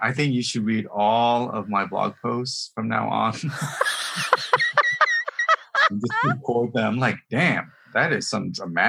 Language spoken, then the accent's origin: English; Memphis, Tennessee, United States; born or raised there; moved away; also born or lived in Vietnam